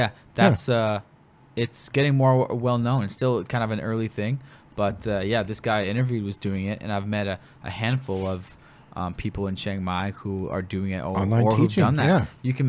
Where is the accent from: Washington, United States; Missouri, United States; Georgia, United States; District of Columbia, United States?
Washington, United States; Bellevue; I'm from Bellevue, Washington, which is next to Seattle.